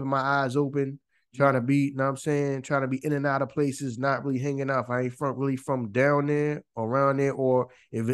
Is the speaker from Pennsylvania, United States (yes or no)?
yes; Philadelphia, Pennsylvania, United States; I'm born and raised in Philly